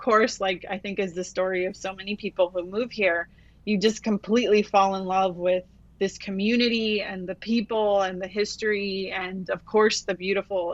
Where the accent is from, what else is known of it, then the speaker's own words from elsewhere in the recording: Los Angeles, California, United States; also born or lived in Mexico; now in Goleta, United States; I grew up in the Los Angeles area with, you know, East LA and unincorporated parts of the county